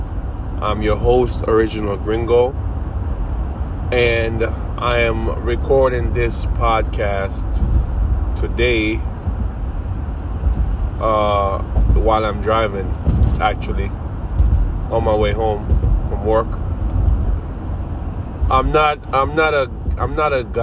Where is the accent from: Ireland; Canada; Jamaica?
Jamaica; now in United States; I'm from Jamaica, born and raised.